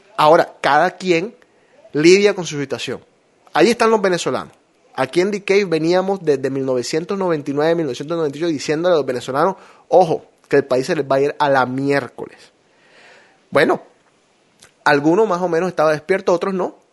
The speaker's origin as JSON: {"language": "Spanish", "town": "Barranquilla", "region": "Atlántico", "country": "Colombia", "moved": "yes", "lives_now": "United States", "said": "Yo extraño cosas de mi tierra"}